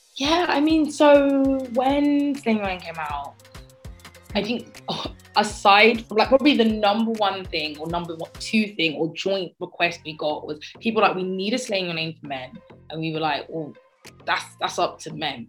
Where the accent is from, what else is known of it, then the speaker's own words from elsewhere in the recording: Croydon, London, United Kingdom; I grew up in Croydon, where I still live